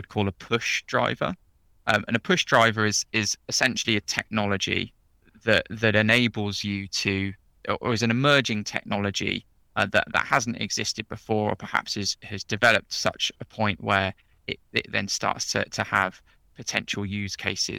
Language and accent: English; Oxford, South East England, United Kingdom; moved away as an adult; now in London, United Kingdom; was born and bred in Oxford, grew up in Oxford, and I'm now living in the heady heights of London